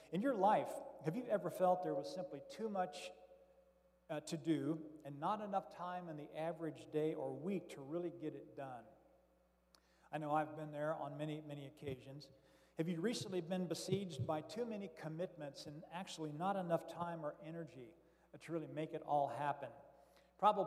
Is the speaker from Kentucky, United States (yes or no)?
yes; Florence, Kentucky, United States; I am from Florence, Kentucky, just south of Cincinnati, and your guest preacher today